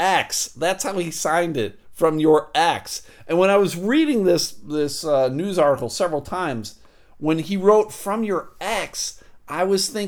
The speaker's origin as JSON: {"language": "English", "town": "Buffalo", "region": "New York", "country": "United States", "tie": "born or raised there", "said": "I grew up in Buffalo"}